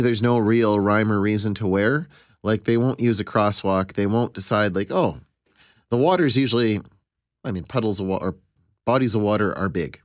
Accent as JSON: {"language": "English", "town": "Pinawa", "region": "Manitoba", "country": "Canada", "tie": "born or raised there", "said": "I grew up in Pinowa"}